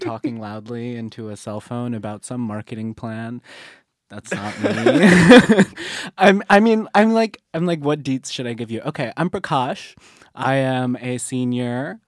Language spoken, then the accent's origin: English; Waxhaw, North Carolina, United States; moved away; I'm from the wonderful, sometimes backwater town of Waxhaw, North Carolina.